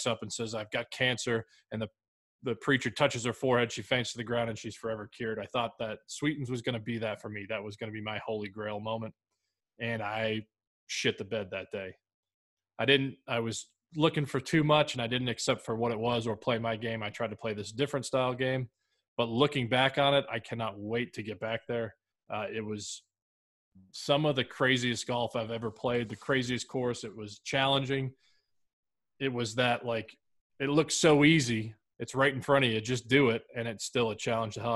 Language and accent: English; Massachusetts, United States; Growing up in Massachusetts